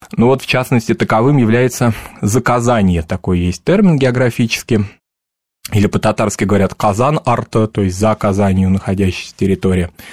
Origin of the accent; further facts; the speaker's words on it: Moscow, Russia; у нас дома в Москве, я вырос в Москве, а, если говорить так, субботнически в Мишарской семье